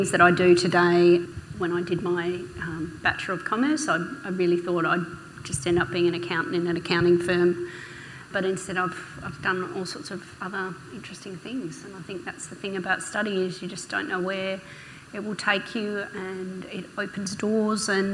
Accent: Derby, Western Australia, Australia; moved away; I'm originally from Derby.

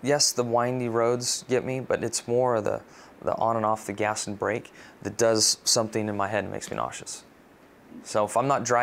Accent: San Diego, California, United States; Growing up in San Diego

